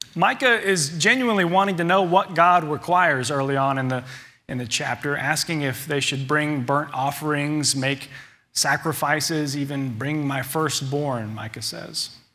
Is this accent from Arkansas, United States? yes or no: yes; Little Rock, Arkansas, United States; glad to have grown up here in Little Rock